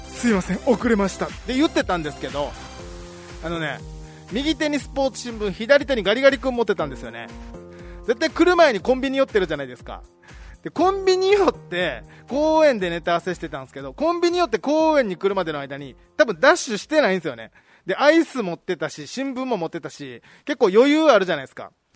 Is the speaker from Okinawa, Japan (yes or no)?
yes; Okinawa, Japan; now in Tokyo, Japan